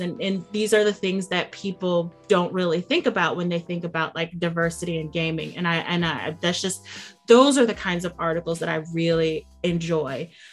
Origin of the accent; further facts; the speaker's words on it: United States; I'm I'm from the United States